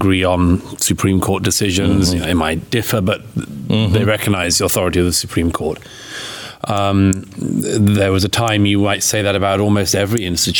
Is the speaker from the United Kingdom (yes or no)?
yes; United Kingdom; born there; now in United States; I mean, obviously, I was born in Britain, and well, I live in America now.